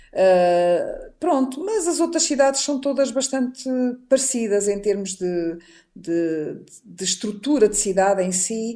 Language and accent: Portuguese; Portugal; also born or lived in Lisbon; vivemos em Lisboa uhum. e em Portugal, somos portugueses